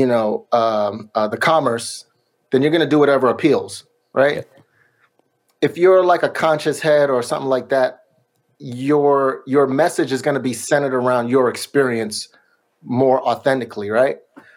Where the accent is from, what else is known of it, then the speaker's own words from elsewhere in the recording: New York, United States; also born or lived in Miami; now in Sacramento, United States; I grew up in New York and then I lived in Miami